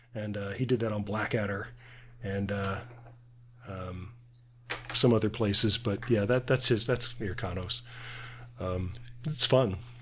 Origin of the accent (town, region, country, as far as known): United States; accent: American